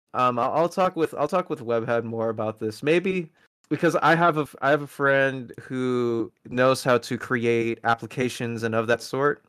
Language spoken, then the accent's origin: English; Philippines; moved away; I am originally from the Philippines. I'm Filipino